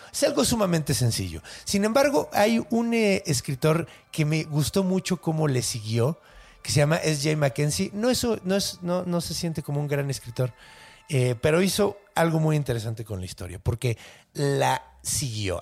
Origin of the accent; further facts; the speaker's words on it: Ciudad Juárez, Chihuahua, Mexico; yo crecí en, en Juaritos